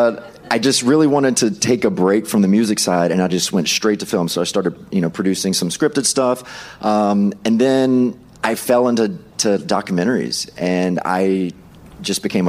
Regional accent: Mississippi, United States; moved away; I'm from Mississippi

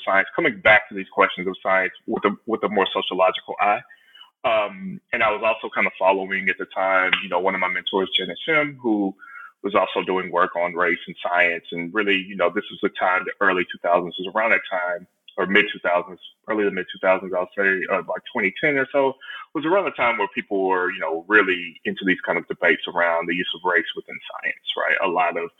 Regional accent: Houston, Texas, United States; moved away; I'm originally from Houston, Texas, or right outside of Houston, Texas

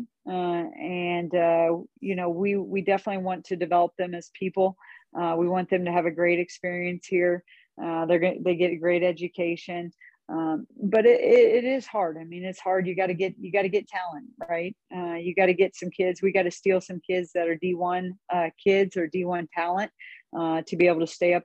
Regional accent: Northeast Missouri, United States; I grew up in Northeast Missouri, I didn't even want to go away to school at all

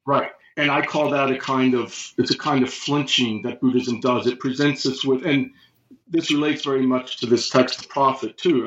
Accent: United States; I read it as an American, of course, during the Cold War

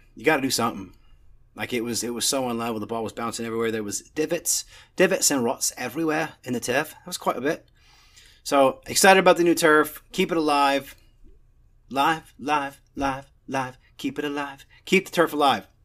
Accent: Northeast, United States; moved away; me growing up in the Northeast

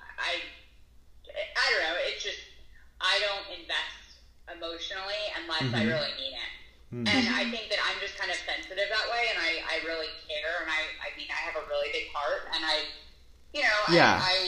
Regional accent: Connecticut, United States; now in Dallas, United States; I was born on the East Coast and from Connecticut

